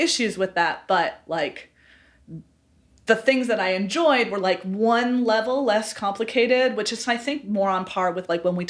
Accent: upstate New York, United States; So I'm from upstate New York originally.

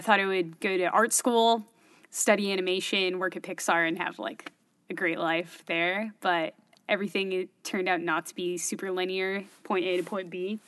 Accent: Berkeley, California, United States; accent: Californian; moved away as an adult; now in Syracuse, United States; I'm from the Bay Area in California. I'm born in Berkeley

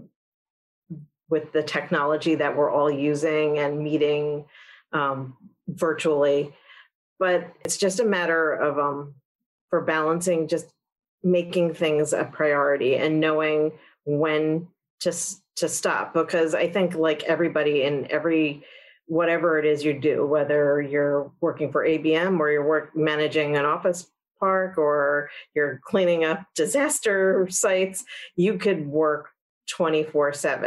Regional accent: Old Bridge, New Jersey, United States; moved away as an adult; also born or lived in New Brunswick, New Jersey / Florida; I am a Jersey girl from the start. So I grew up in central New Jersey in Old Bridge

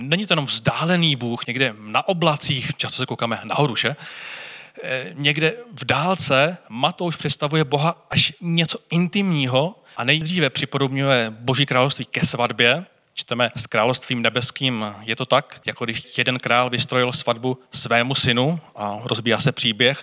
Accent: Czechia; jako Češi máme strach

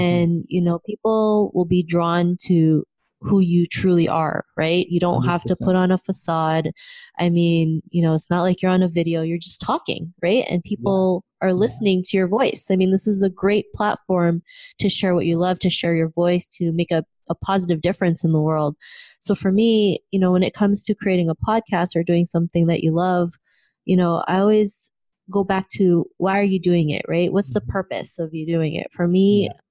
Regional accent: Philippines; moved away; also born or lived in Canada; growing up in the Philippines and in Canada

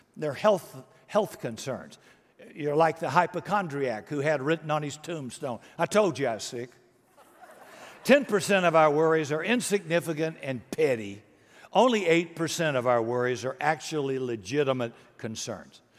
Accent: United States; I was born in America

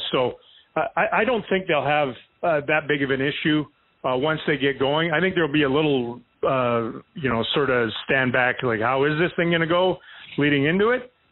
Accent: United States; I'm American.

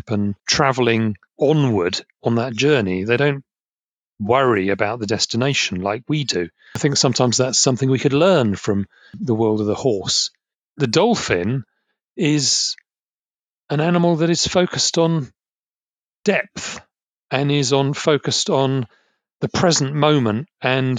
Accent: Essex, East of England, United Kingdom; I grew up in Essex, and we have a lot of pubs called the Green Man.

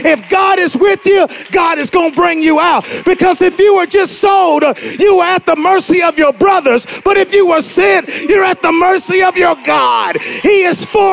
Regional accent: the South, United States; I'm from the South

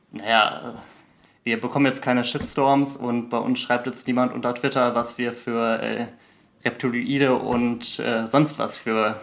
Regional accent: Germany; Deutscher bin ich ja in jedem Fall

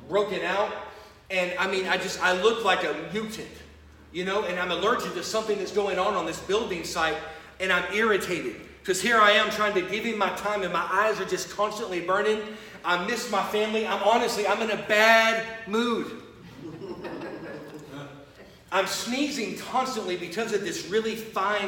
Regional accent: Houston, Texas, United States; moved away as an adult; now in Florida, United States; I was raised in Houston my first 19 years, but now I've been in Florida for a while

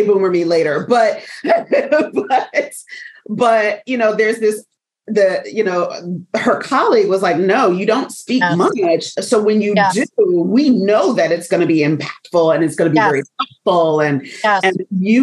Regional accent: United States; accent: African-American Vernacular English; first language African-American Vernacular English; I'm going to use AAVE, African-American Vernacular English, for folks that don't know that acronym, because that is my first language

